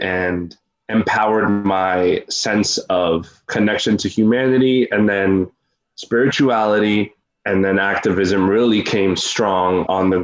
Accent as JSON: {"language": "English", "area": "Westchester", "region": "New York", "country": "United States", "tie": "born or raised there", "also_born_or_lived": "Peekskill / Peru", "lives_now": "Harlem, New York, United States", "said": "I'm Peruvian. 27 years old, from New York, from here, but I grew up more in the Westchester area, like Mount Vernon, Yonkers, White Plains."}